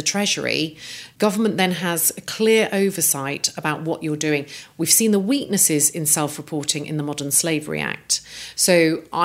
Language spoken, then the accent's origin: English; Coventry, West Midlands, United Kingdom; I grew up in Coventry, which is a car-making city